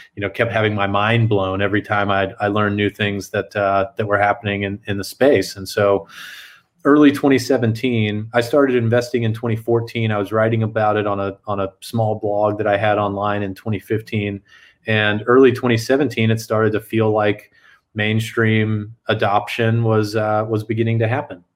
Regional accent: San Antonio, Texas, United States; I grew up in South Texas. I'm originally from San Antonio.

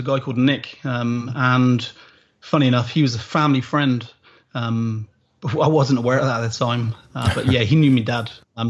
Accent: South West England, United Kingdom; accent: Aussie twang; But I'm from the Southwest and that kind of trumps every other accent out. So the Southwest of England sound like farmers.

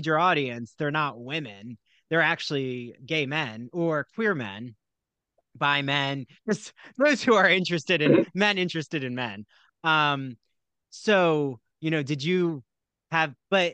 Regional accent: New Jersey, United States; moved away as an adult; now in Long Island, United States; I grew up in South Jersey

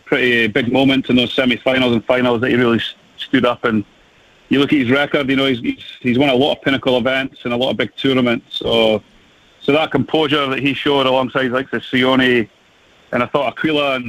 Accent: Scotland, United Kingdom; as a Scotsman

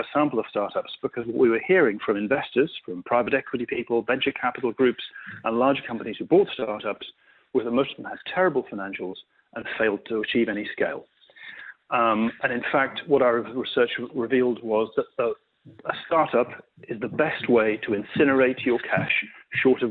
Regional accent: United Kingdom; you probably guessed by my accent where I'm from

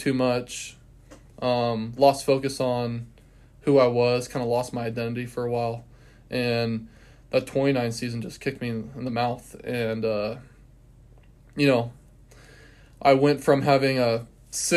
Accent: West Linn, Oregon, United States; moved away as an adult; now in Cheney, United States; I'm from Portland, Oregon, originally, a little bit outside Portland

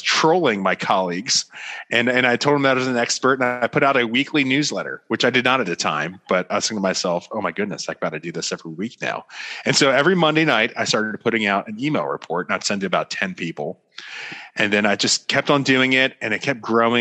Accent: Florida, United States; moved away as an adult; also born or lived in Washington, D.C.; now in Dallas, United States; I'm from Florida. So I was born and raised in the great state of Florida

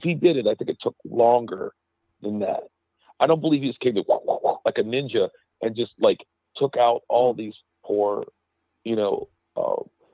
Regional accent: Pittsburgh, Pennsylvania, United States; moved away; originally I'm from Pennsylvania. I'm from Pittsburgh

